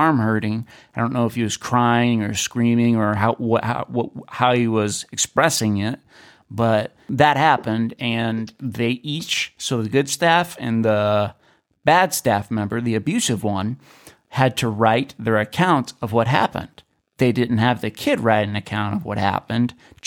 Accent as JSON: {"language": "English", "town": "Kenai", "region": "Alaska", "country": "United States", "tie": "born or raised there", "said": "in my hometown, or close to my hometown, in Kenai, Alaska"}